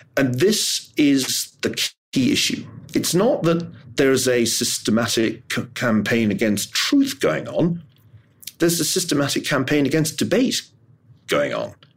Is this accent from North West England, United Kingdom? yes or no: no; Glasgow, Scotland, United Kingdom; I'm from Glasgow